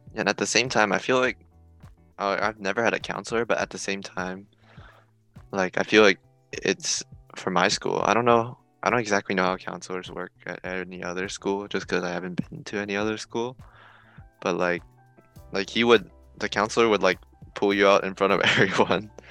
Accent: Oakland, California, United States; I'm from Oakland

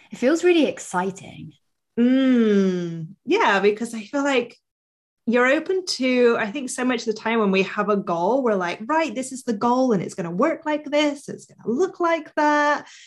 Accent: Bristol, South West England, United Kingdom; so I'm from Bristol in the south of England. And for years when I was a teenager, I wanted to hide that I was Bristolian.

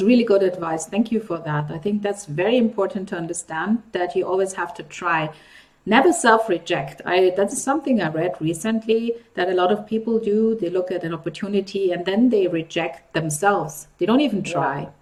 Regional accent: Nigeria; I grew up in Africa as well. I grew up in Nigeria, which is actually right next to Cameroon.

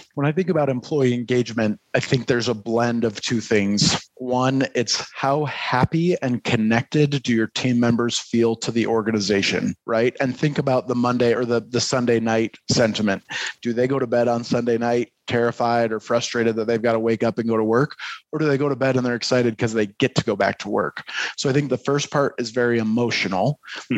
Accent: Detroit, Michigan, United States; now in Utah, United States; I'm I'm originally from Detroit, but have spent uh, a lot of my adult life here in Utah.

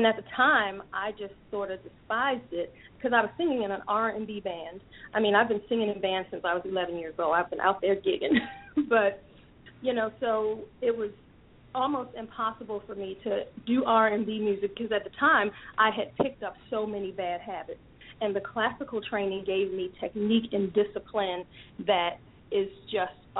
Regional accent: Baltimore, Maryland, United States; I'm born and raised in Baltimore, Maryland.

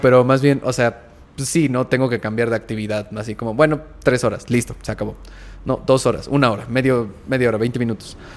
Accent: Mexico; yo como mexicano

